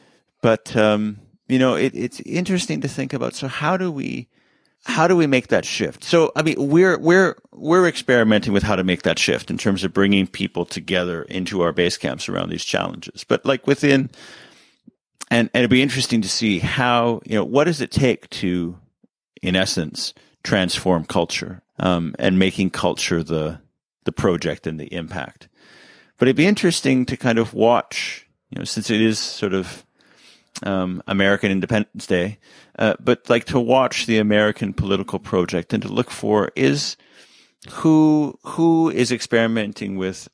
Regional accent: Canada; I can't run for president because I'm Canadian

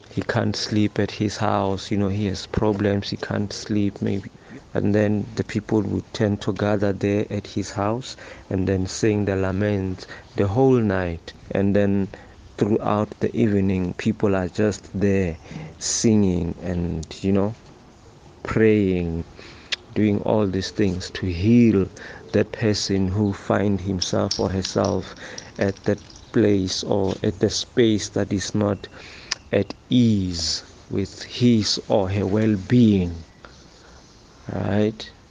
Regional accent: Northern Cape, South Africa; originally I'm from Northern Cape

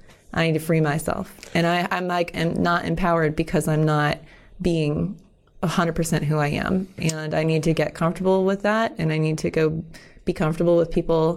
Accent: Florida, United States; now in Pittsburgh, United States; I'm actually originally from Florida.

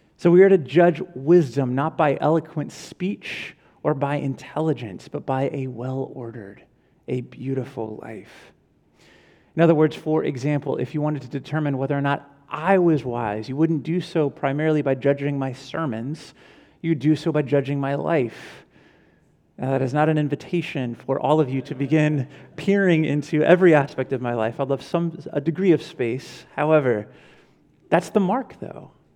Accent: Ventura, California, United States; I was from Ventura

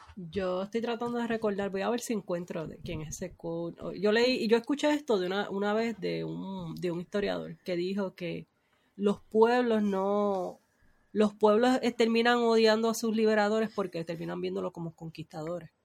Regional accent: Puerto Rico; los puertorriqueños somos hispanos

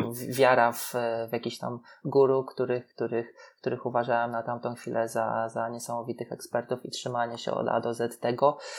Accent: Poland; jesteśmy z Polski, że tutaj się uczyliśmy

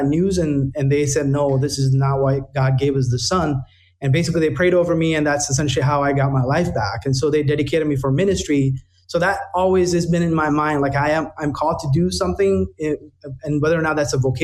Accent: India; now in United States; I was born and raised in India

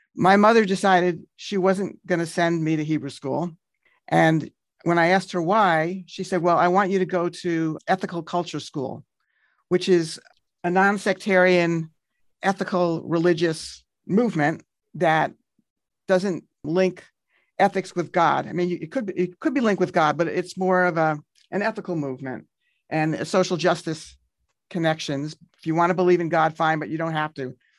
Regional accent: New York City, New York, United States; I grew up in Kew Gardens for my first eighteen years

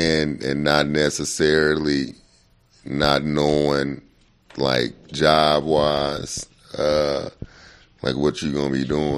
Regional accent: Memphis, Tennessee, United States; I'm from Memphis.

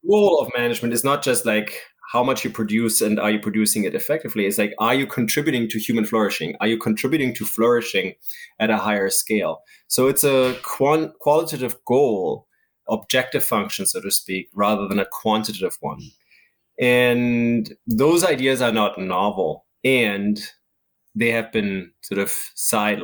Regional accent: Germany; moved away; I grew up in Germany when we had an Eastern part, communist part

